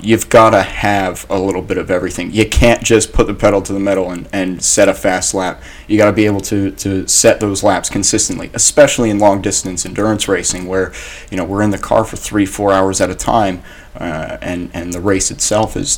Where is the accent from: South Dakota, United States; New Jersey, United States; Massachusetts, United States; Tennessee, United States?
New Jersey, United States; Ocean Township; also born or lived in Long Branch, New Jersey; I'm originally from Long Branch and moved to Ocean Township when I was about 10 years old.